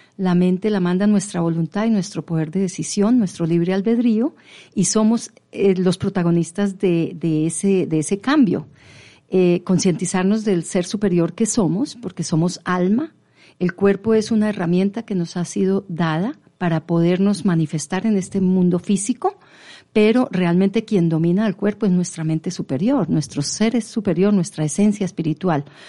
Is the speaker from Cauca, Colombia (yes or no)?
no; Pamplona, Norte de Santander, Colombia; yo vengo de Pamplona y mi papá fue cafetero. Y mm. entonces teníamos una fábrica de café en Pamplona llamada Café Reyes.